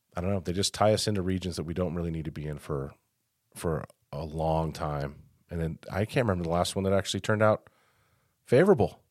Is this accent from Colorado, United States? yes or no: yes; Denver, Colorado, United States; now in Farmington, United States; I grew up in Denver, and very multicultural area